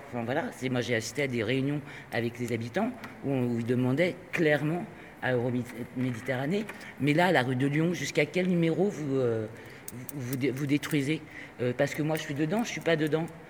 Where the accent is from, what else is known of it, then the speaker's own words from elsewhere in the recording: Spain; je suis espagnol